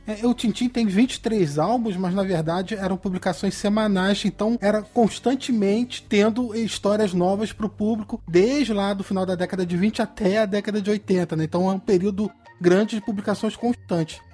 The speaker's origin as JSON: {"language": "Portuguese", "town": "Petrópolis", "region": "Rio de Janeiro", "country": "Brazil", "said": "eu sou de Petrópolis"}